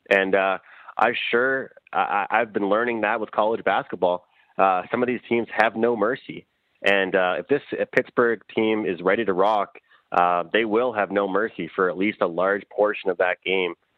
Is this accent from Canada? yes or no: yes; Eastern Canada, Canada; where I'm from in, in East East Canada.